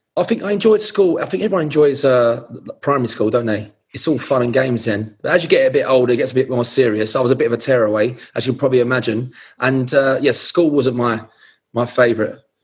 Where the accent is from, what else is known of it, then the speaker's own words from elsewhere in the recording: London, United Kingdom; also born or lived in Hackney; I was born in East London. I was born in Whitechapel.